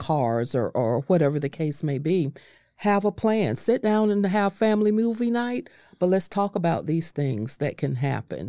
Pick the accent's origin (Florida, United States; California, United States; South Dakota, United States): Florida, United States; North; I, I was raised up in North Florida